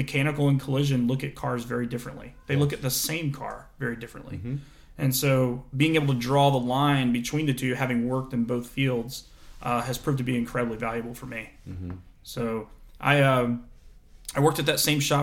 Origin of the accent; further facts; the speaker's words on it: Florida, United States; I was a kid from Florida.